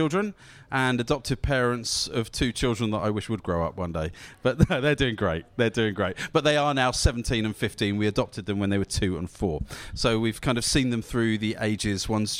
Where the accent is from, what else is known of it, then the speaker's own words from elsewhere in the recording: Southampton, South East England, United Kingdom; I'm from Southampton